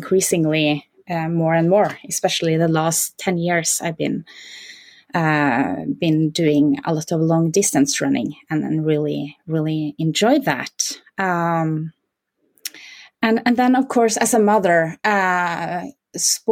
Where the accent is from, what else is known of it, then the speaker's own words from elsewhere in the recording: Norway; I'm from Norway, so I'm basically born with my skis on my feet